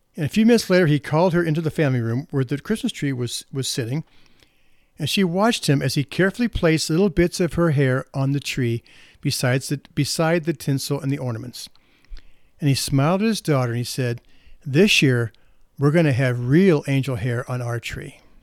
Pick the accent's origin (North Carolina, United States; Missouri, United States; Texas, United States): Missouri, United States; St. Louis; I'm from St. Louis